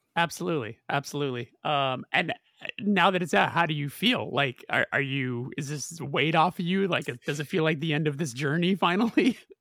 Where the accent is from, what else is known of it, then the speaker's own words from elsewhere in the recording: Southern California, United States; I'm from Southern California